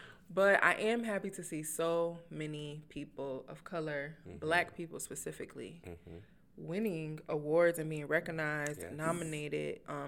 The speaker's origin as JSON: {"language": "English", "region": "the North", "country": "United States", "said": "I'm from the North."}